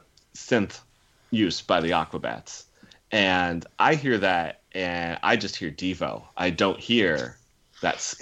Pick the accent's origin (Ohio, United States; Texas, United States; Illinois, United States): Illinois, United States; Chillicothe; moved away; the very small town outside of Peoria that I grew up